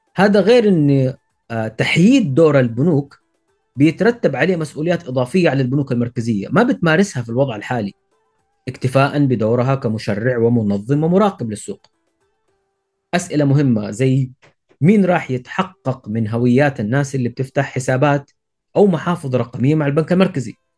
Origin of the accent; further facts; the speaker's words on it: Saudi Arabia; عندنا في السعوديه